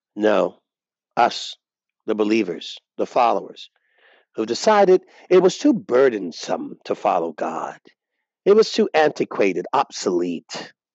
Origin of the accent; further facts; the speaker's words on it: United States; us as American conservative Christians